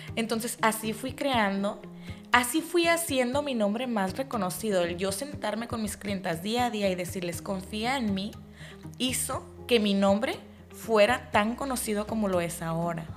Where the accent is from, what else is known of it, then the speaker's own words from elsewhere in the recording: Mexico; yo vengo de México, soy mexicana